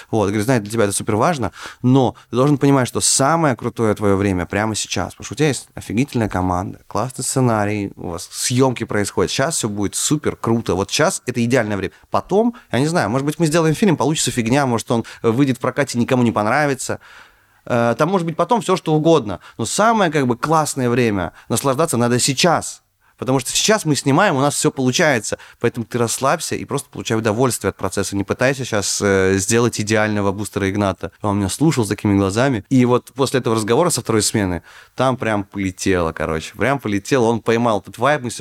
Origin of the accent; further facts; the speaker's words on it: Far North, Russia; я рос на Крайнем Севере. Это очень далеко за полярным кругом.